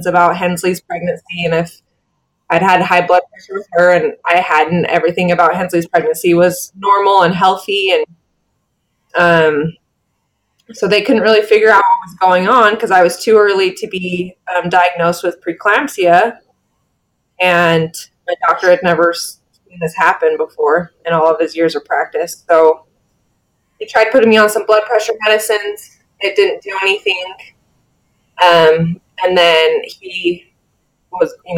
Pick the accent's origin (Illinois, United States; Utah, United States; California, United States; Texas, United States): Utah, United States; also born or lived in Iowa City, Iowa; I grew up in Utah